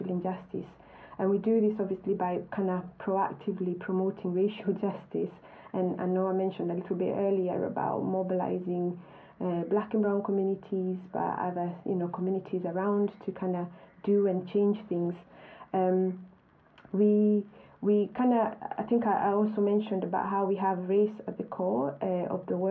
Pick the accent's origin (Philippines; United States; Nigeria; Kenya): Kenya; moved away as an adult; now in United Kingdom; I grew up in Kenya